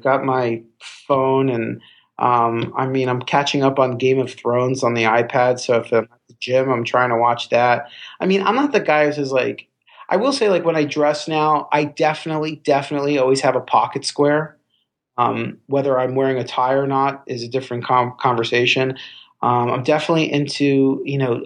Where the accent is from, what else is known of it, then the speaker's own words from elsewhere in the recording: Miami Beach, Florida, United States; moved away as an adult; also born or lived in Indiana / Chicago; I was born and raised in Miami Beach